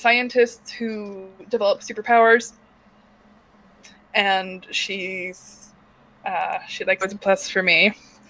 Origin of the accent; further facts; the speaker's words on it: Midwest, United States; I'm from the Midwest.